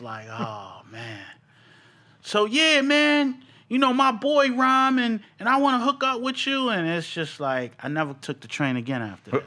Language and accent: English; New York City, New York, United States; I was born in Bronx, New York.